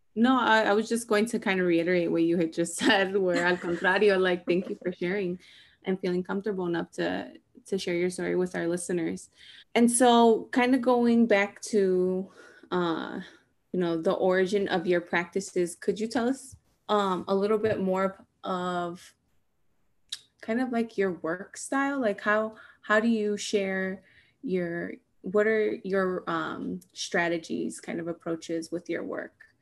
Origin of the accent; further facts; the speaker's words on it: Chicago, Illinois, United States; I'm also from Little Village